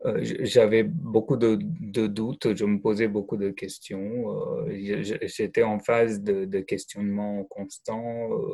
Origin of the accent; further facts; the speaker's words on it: India; French is a second language; moved away; je viens d'Inde